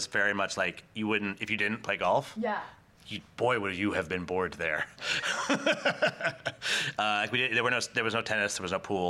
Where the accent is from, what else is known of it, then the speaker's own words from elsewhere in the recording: Maine, United States; I'm from Maine, so I'm more familiar with the eastern part of Canada.